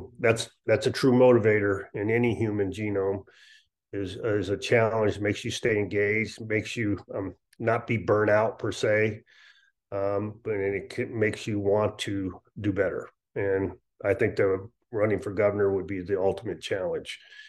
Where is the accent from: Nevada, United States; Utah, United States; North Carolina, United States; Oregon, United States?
Nevada, United States; Las Vegas; also born or lived in Misawa, Japan / Europe; I was born in Misawa, Japan, on an Air Force base, and migrated around Europe. And so I've been, before I came to Las Vegas, went to Rancho High School here locally in Las Vegas